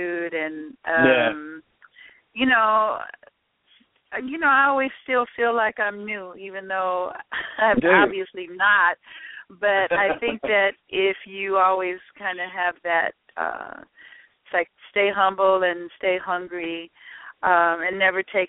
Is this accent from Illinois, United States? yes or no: yes; Chicago, Illinois, United States; I'm a girl from Chicago